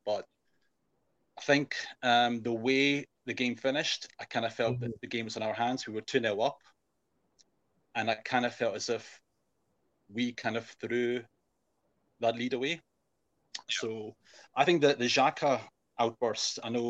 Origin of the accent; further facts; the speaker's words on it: Glasgow, Scotland, United Kingdom; I'm from Glasgow.